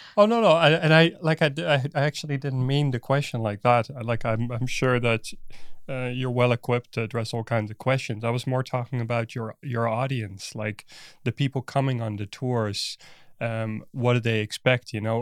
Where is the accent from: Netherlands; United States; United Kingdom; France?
Netherlands; now in Berlin, Germany; I'm Dutch myself, so I'm not from Berlin